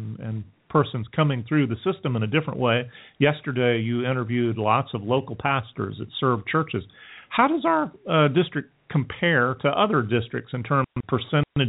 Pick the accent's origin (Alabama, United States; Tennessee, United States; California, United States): Alabama, United States; also born or lived in Japan; now in Western North Carolina, United States; I grew up in Alabama